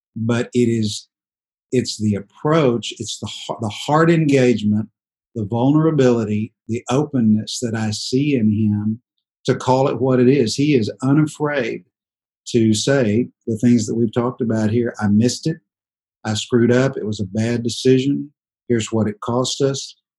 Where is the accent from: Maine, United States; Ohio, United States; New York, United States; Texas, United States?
Texas, United States; Dallas; we're all from Dallas, Texas